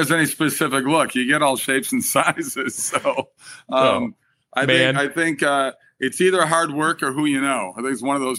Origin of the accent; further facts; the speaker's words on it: Minnesota, United States; moved away; Then I go to my home state of Minnesota to film another movie for a month.